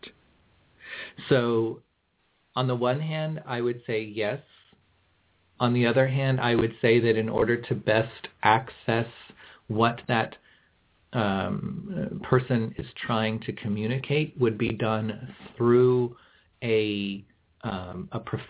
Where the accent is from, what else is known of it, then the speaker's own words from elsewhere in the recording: Kansas City, Missouri, United States; moved away; also born or lived in Tennessee; I actually grew up in Kansas City